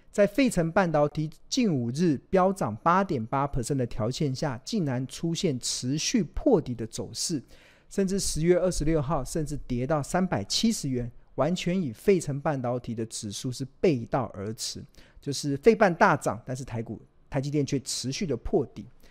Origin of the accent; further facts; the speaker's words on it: Taiwan; 身为台湾人